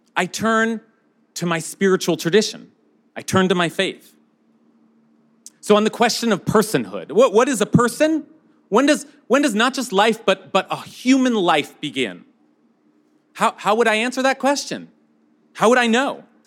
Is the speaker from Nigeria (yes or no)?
no; United States; as American